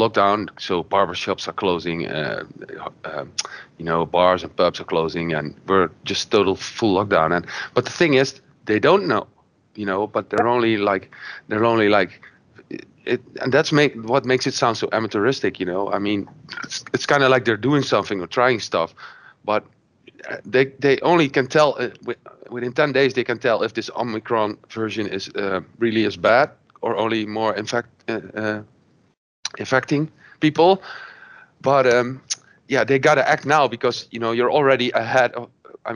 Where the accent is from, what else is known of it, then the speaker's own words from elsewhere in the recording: Netherlands; I'm from the Netherlands